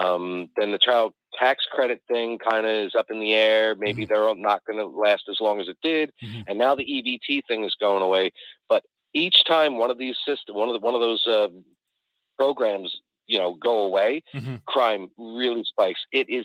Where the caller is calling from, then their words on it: New Orleans, Louisiana, United States; Hey, Mike. … from New Orleans.